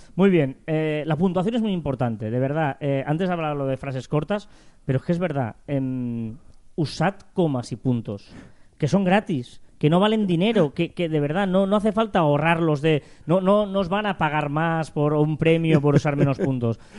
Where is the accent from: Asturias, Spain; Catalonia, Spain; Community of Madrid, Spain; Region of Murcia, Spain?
Catalonia, Spain; nosotros que somos catalanes tenemos la Día de San Jordi